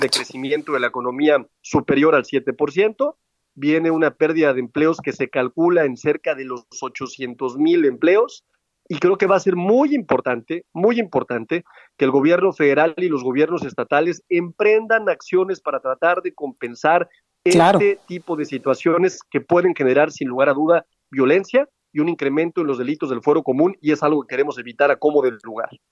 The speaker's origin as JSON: {"language": "Spanish", "region": "Aguascalientes", "country": "Mexico", "said": "Aguascalientes, por ejemplo, ¿no? que es mi tierra"}